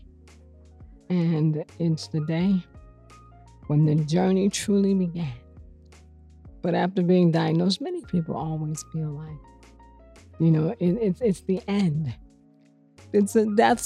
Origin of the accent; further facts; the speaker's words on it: Cleveland, Ohio, United States; moved away as an adult; also born or lived in Seattle / Detroit, Michigan / Greenville, South Carolina / Lansing, Michigan; come home and do what I do right here in my hometown